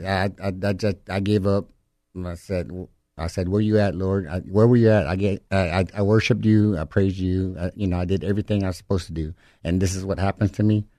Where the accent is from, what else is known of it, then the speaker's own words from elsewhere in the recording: Livingston, Texas, United States; I'm from the Alabama Corsada Indian Reservation, Livingston, Texas.